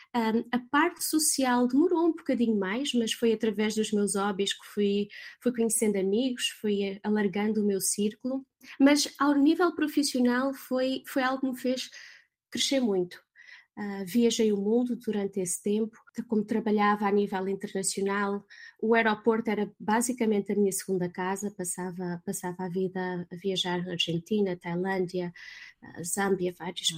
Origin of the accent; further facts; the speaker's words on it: Portugal; moved away as an adult; also born or lived in London / Netherlands / Lisbon; now in California, United States; sendo portuguesa e estando em Londres